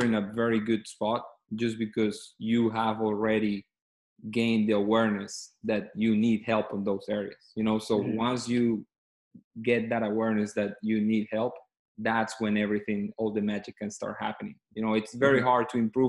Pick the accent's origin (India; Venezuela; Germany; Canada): Venezuela; Caracas, Capital District; moved away as an adult; also born or lived in Kentucky / Miami / Mississippi; I'm originally from Venezuela, from Caracas, Venezuela is the capital city there. I grew up there. I went to high school there, and then I moved to the States